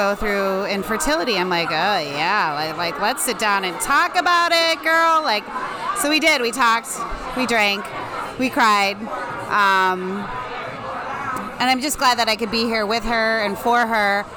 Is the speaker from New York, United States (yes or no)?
no; Lemont, Illinois, United States; I'm from Lamont, Illinois.